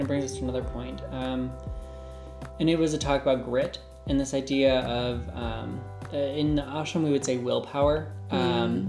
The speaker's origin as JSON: {"language": "English", "country": "United States", "tie": "born or raised there", "also_born_or_lived": "Japan / India", "said": "I grew up in the United States"}